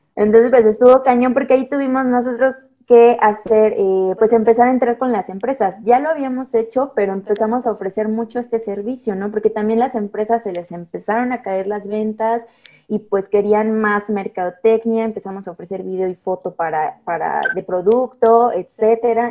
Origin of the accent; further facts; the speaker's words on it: Mexico; como buenos mexicanos